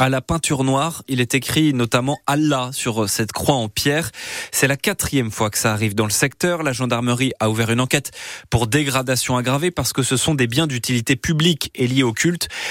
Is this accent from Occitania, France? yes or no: no; Dordogne, Nouvelle-Aquitaine, France; chez nous, en Dordogne